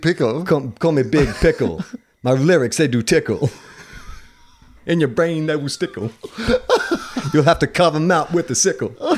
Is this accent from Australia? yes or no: yes; Australia